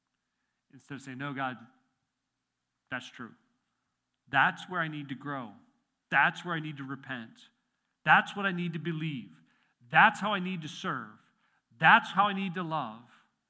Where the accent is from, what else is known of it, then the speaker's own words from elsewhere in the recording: Midwest, United States; Like, I grew up in the Midwest.